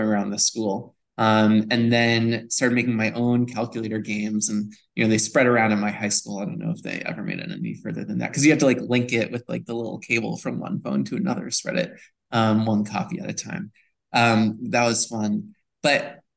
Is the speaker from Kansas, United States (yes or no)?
no; Newton, Massachusetts, United States; I grew up in beautiful Newton, Massachusetts